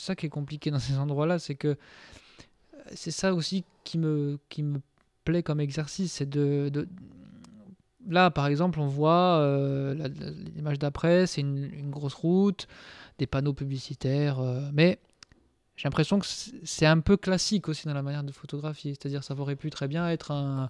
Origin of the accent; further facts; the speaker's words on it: Corsica, France; en tant que Corse